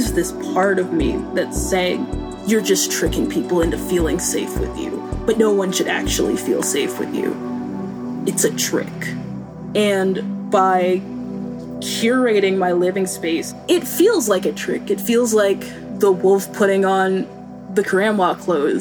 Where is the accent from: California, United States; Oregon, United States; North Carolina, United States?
North Carolina, United States; Boone; I grew up in Boone, North Carolina, in very conservative purity culture